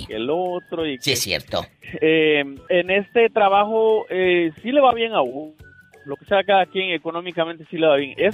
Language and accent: Spanish; Guatemala; now in Chicago, United States; Soy de Guatemala y llegué en 1988